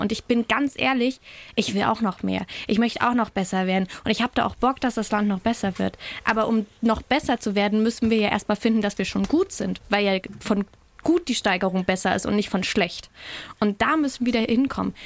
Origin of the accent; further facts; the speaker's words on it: Thuringia, Germany; bei uns in Thüringen